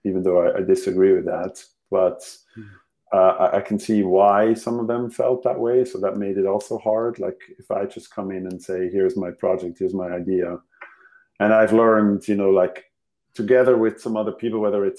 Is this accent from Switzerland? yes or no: yes; Switzerland; English is a second language; moved away; my mother tongue clearly is not English